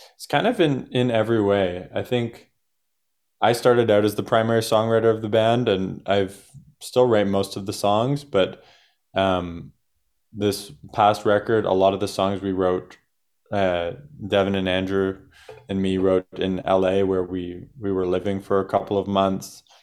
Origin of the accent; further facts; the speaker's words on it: Canada; we're from Canada